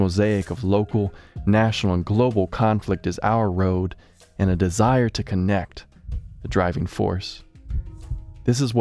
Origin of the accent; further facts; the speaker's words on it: Chapel Hill, North Carolina, United States; I'm from Chapel Hill. I live a mile from the crime scene